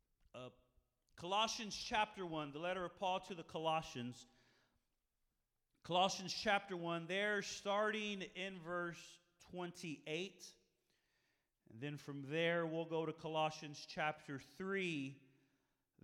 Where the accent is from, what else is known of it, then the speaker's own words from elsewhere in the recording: San Marcos, Texas, United States; moved away; I'm originally from San Marcos